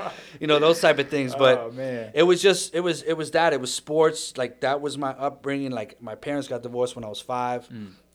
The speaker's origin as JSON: {"language": "English", "town": "New York City", "region": "New York", "country": "United States", "tie": "born or raised there", "said": "it's New York, and I've traveled a little bit. The home, the core was in the Bronx"}